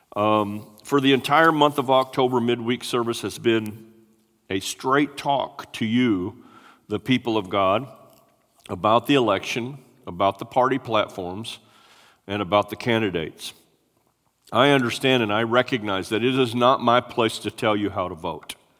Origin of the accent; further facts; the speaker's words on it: United States; we are American citizens